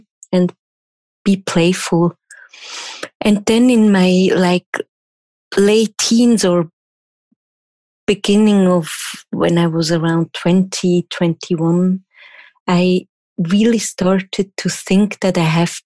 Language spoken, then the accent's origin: English; Switzerland; first language German; English is a second language; I'm from Switzerland and I'm German speaking native. So English is not my first language, obviously